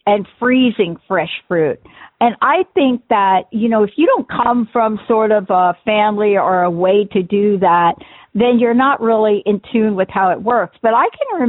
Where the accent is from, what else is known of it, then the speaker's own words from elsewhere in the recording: East Coast, United States; now in Seattle, United States; growing up on the East Coast